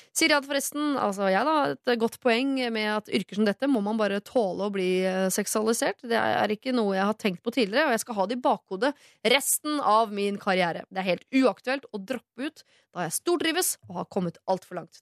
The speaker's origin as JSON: {"language": "Norwegian", "country": "Norway", "tie": "born or raised there", "said": "Jeg er født her, jeg er oppvokst her"}